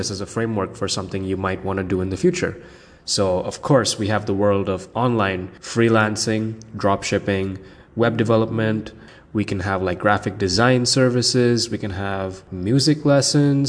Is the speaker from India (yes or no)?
yes; India; now in North Carolina, United States; so I'm Indian